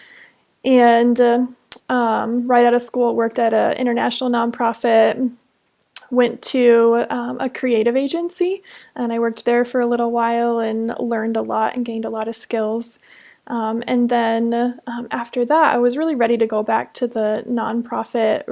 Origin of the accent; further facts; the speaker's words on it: Indiana, United States; moved away as an adult; now in Tulsa, United States; I am originally from a really small town in Indiana